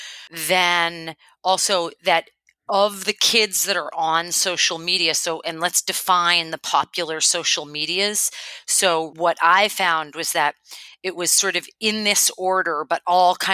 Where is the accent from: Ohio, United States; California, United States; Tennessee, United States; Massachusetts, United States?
Massachusetts, United States; Boston; moved away as an adult; now in Oahu, United States; I am originally from Boston, and so I come to Oahu via the East Coast, and I moved here, about 10 years ago now